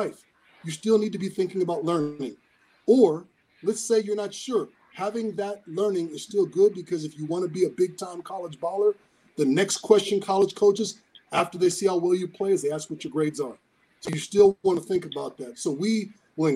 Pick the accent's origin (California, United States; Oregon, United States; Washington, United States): Washington, United States; Seattle; me as a kid in Seattle